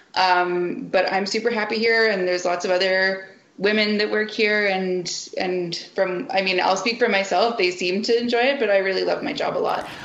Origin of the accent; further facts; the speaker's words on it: Canada; I'm a Canadian